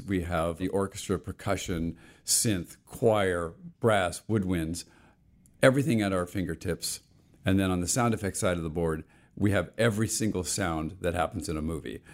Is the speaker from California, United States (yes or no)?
yes; Los Angeles, California, United States; also born or lived in Bethpage, Long Island, New York; I grew up in the west end of the San Fernando Valley in the sixties